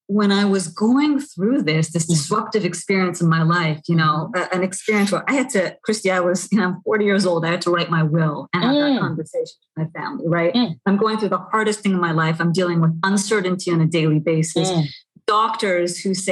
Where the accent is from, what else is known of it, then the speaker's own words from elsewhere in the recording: Canada; now in New York City, United States; I grew up in Canada. I live in New York City.